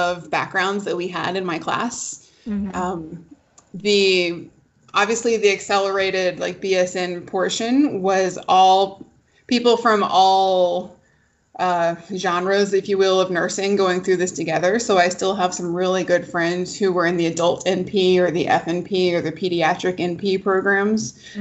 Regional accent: Atlanta, Georgia, United States; I'm originally from Atlanta

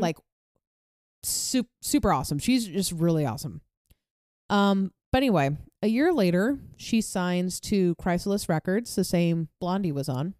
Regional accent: New York, United States; moved away; back where I grew up in New York

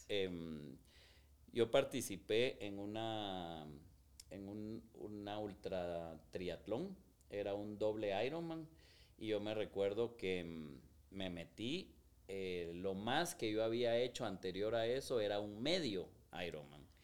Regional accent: Guatemala; soy guatemalteco

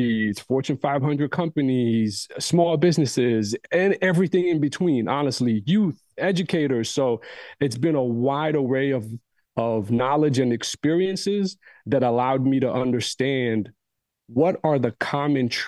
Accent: United States; Growing up in the States, different communities

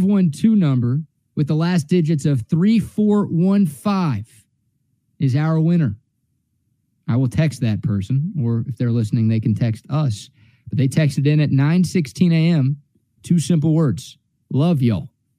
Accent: Dallas, Texas, United States; moved away as an adult; also born or lived in Houston, Texas; now in Central Texas, United States; It's my go-to beer here in Central Texas. It was my go-to beer when I was living in Houston. And if Altstadt existed when I was growing up in Dallas

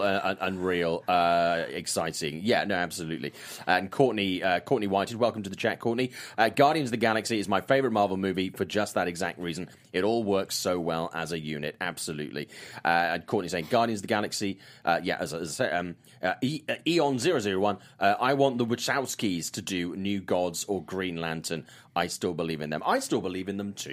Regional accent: South Wales, United Kingdom; I was in my hometown of South Wales

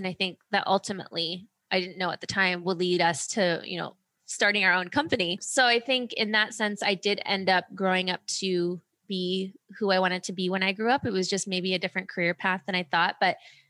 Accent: Ohio, United States; also born or lived in Germany / California; I was born in Germany. Then we moved to California. Then we moved to Ohio and my parents got divorced. And so I was living in Ohio with my dad

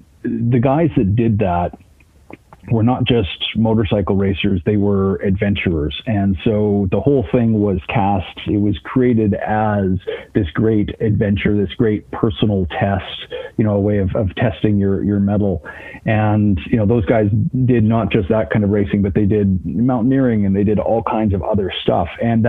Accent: American Southwest, United States; I grew up in the American Southwest

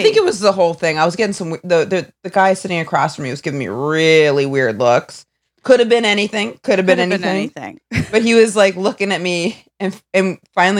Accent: Maine, United States; I'm from Maine.

